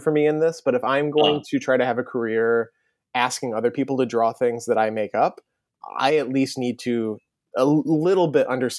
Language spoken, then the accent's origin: English; outside of Ann Arbor, Michigan, United States; moved away as an adult; now in New York, United States; I grew up outside of Ann Arbor